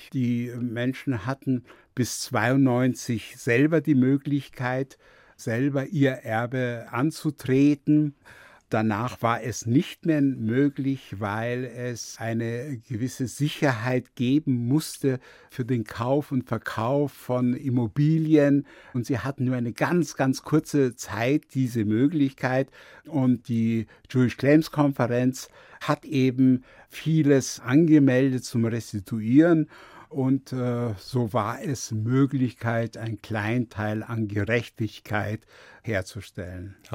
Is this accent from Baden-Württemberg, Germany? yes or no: no; Munich, Bavaria, Germany; Ich habe mich sehr wohl als Bayer und Münchner gefühlt, aber einen deutschen Pass anzunehmen war für mich schwierig.